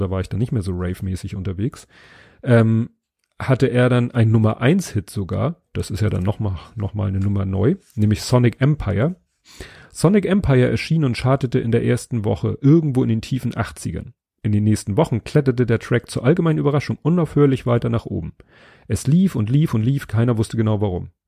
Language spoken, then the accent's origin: German; Hamburg, Germany; innerhalb von Stalzhoop, wo ich aufgewachsen bin